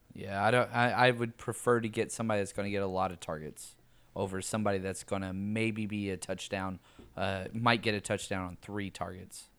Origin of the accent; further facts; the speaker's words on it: the South, United States; I'm from the South.